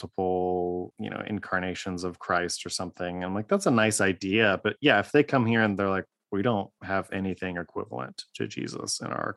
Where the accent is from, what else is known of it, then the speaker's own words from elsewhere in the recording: Dayton, Ohio, United States; I grew up in Dayton, Ohio, which is right near Wright Patterson Air Force Base